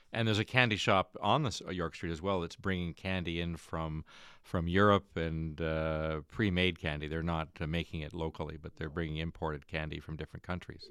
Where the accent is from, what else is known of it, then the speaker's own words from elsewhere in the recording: Stratford, Ontario, Canada; from Stratford